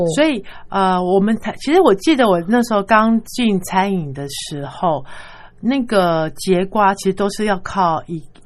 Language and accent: Chinese; Taiwan; 像我们台湾人比较常吃的就是青酱